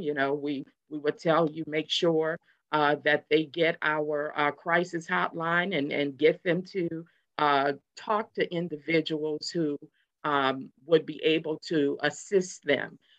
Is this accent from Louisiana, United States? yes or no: yes; New Orleans, Louisiana, United States; also born or lived in Houston, Texas; now in Hampton Roads, United States; I'm from New Orleans